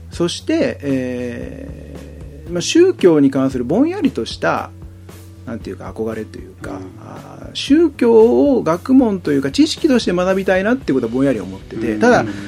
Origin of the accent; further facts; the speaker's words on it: Yokohama, Kanagawa, Japan; also born or lived in Chiba / Kawasaki; 生まれは千葉ですけど、えっと、育ったメインは横浜と川崎ですね